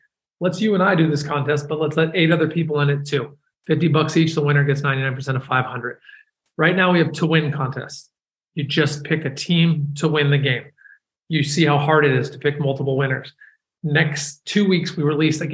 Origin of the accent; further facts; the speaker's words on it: San Francisco, California, United States; I'm from San Francisco